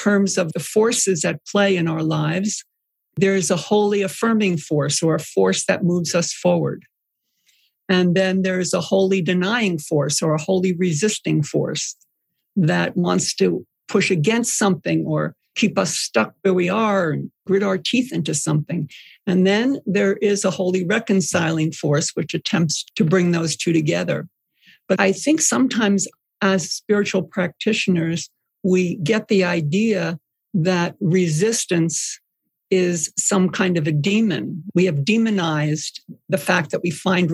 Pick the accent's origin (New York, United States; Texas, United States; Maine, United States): New York, United States; Long Island; I grew up on Long Island.